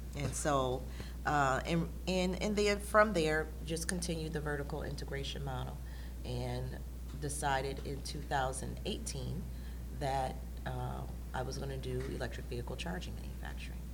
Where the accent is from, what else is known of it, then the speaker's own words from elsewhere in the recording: Detroit, Michigan, United States; we were on the northwest side of Detroit